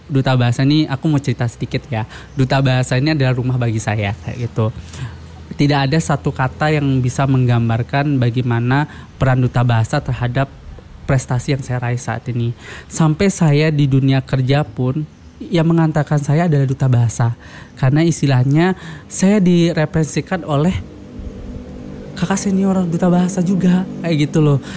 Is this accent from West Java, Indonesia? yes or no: no; West Nusa Tenggara, Indonesia; first language Sasak; Eh, iya, dari aku dari Lombok. Aku nah, dari Lombok.